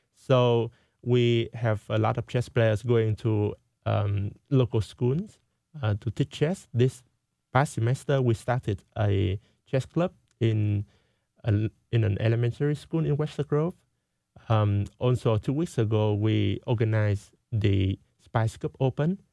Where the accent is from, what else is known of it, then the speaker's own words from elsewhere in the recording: Vietnam; now in United States; I went to my home country, Vietnam